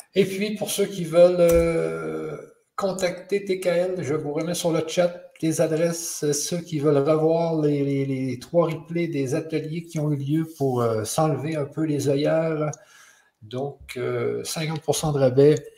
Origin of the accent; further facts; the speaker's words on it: Canada; quand on est du Canada